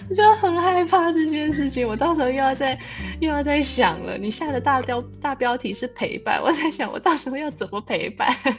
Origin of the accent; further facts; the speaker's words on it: Taiwan; also born or lived in New Zealand; now in Singapore; 我们就是台湾人，嗯。所以现在我们都介绍说我们是台湾人，可是我们住纽西兰很长一段时间了，然后我们是从，也是从纽西兰过来的台湾人这样